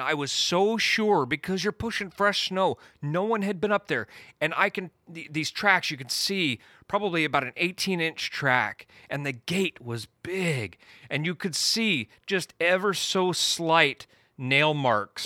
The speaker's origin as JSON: {"language": "English", "region": "Eastern Washington", "country": "United States", "tie": "born or raised there", "said": "I was born and raised in Eastern Washington"}